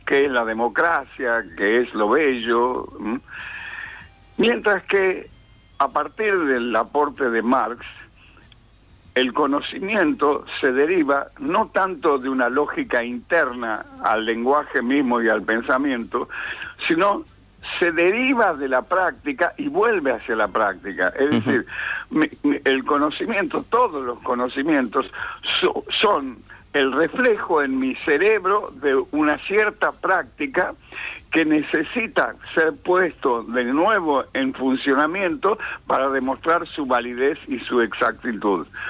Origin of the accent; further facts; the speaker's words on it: San Miguel de Tucumán, Tucumán, Argentina; yo nací en Tucumán en el año 1934, casi en la prehistoria